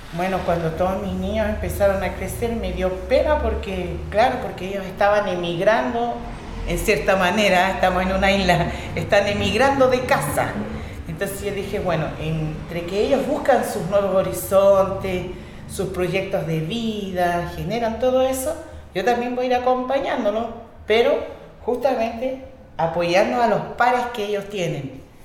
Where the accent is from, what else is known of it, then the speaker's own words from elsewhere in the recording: Rapa Nui, Valparaíso, Chile; first language Spanish; Todas las familias Rapanui somos el pilar fundamental para mantener este idioma